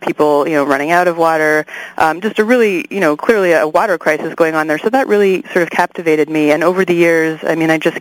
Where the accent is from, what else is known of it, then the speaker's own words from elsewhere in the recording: Canada; also born or lived in Vancouver, Canada; I'm Canadian, so I was going to university in Vancouver in Canada